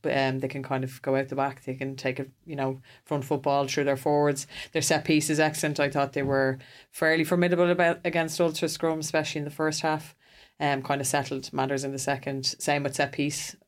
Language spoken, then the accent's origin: English; Ireland; as an Irish person